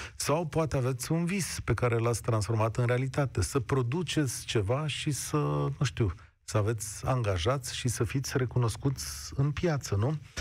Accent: Romania; noi, românii

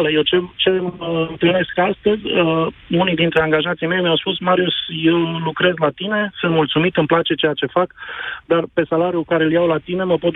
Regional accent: Timișoara, Timiș County, Romania; Și pentru că uh, eu sunt din Timișoara, la noi e o problemă mare cu forța de muncă.

